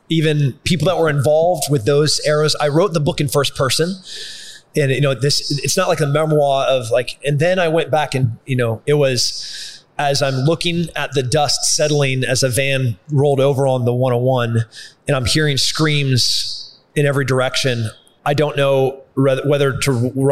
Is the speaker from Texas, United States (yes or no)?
yes; Texas, United States; so as a Texan, you know, as as a Green Beret, as a fighter